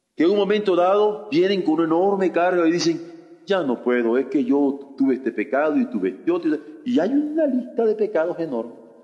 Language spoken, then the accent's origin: Spanish; Mexico; como mexicanos